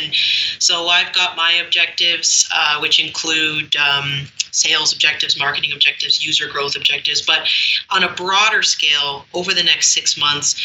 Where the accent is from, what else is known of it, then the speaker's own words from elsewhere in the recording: Canada; I'm Canadian